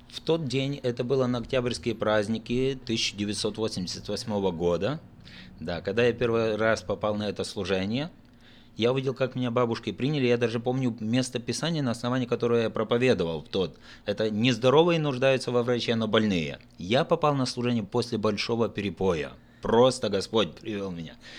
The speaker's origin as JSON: {"language": "Russian", "region": "Odesa Oblast", "country": "Ukraine", "tie": "born or raised there", "said": "Я родился в Одесской области в 1966 году, а, окончил Одесскую мореходку"}